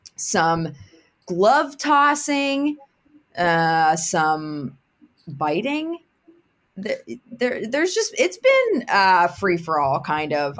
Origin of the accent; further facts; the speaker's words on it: Pittsburgh, Pennsylvania, United States; I'm obviously born and bred in Pittsburgh